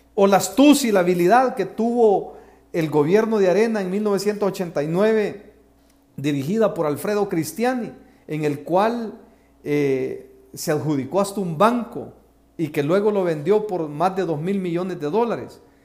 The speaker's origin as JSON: {"language": "Spanish", "country": "El Salvador", "said": "mi país, El Salvador"}